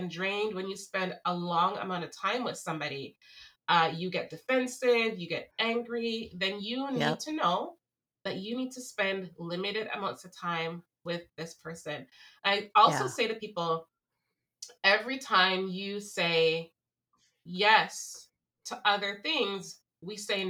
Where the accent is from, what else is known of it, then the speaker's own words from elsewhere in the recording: Jamaica; There's this one thing that I grew up in Jamaica, as you know, and my mom and her friends used to always say the statement, liberty comes through carelessness.